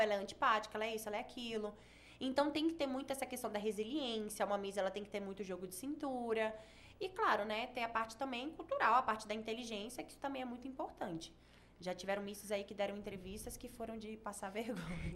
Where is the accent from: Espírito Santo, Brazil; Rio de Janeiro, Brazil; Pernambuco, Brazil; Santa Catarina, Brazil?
Espírito Santo, Brazil; moved away as an adult; also born or lived in São Paulo; now in Goiânia, Brazil; eu sou capixaba